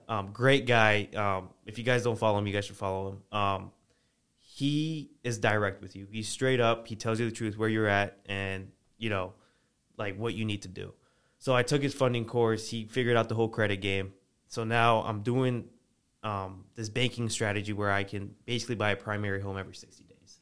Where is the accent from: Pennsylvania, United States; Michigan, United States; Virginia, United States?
Virginia, United States; moved away; originally, I'm I'm from Virginia